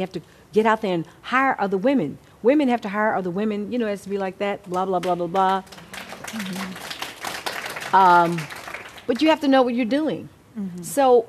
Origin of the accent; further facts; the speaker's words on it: Texas, United States; Well, having talked about my background growing up in Texas and all that I went through as a kid, I didn't have any fear.